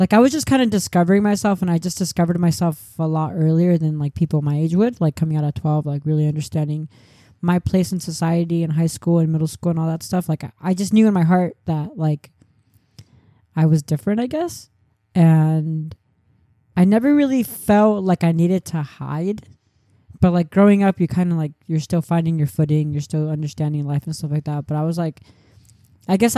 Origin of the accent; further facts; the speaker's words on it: Orange County, California, United States; moved away as an adult; also born or lived in Los Angeles; growing up in Orange County